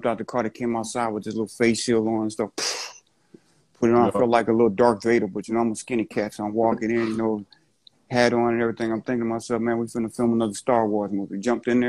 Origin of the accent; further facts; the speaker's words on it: the South, United States; I'm from the South